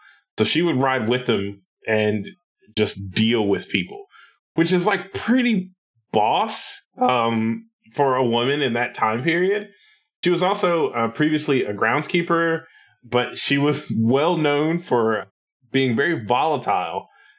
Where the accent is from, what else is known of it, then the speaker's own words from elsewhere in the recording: Nashville, Tennessee, United States; he's technically from my hometown, even though this was before Nashville was really a thing